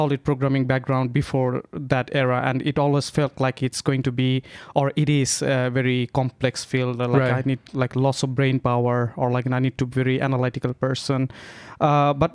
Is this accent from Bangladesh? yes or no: yes; Bangladesh; moved away as an adult; now in Finland; I'm from Bangladesh.